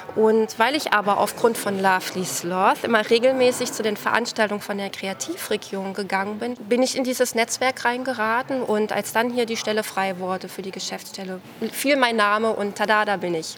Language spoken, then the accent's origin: German; Nordhausen, Thuringia, Germany; moved away as an adult; also born or lived in Kassel / Halle; now in Braunschweig, Germany; ursprünglich komme ich aus Thüringen